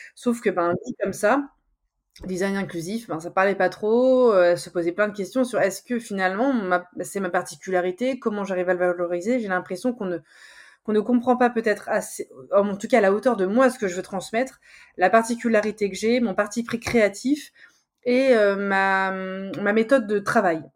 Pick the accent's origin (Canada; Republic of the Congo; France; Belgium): France; Charente-Maritime, Nouvelle-Aquitaine; moved away as an adult; also born or lived in Nord, France; moi je suis de, je suis de Charente-Maritime. Je suis partie m'exiler dans le Nord six ans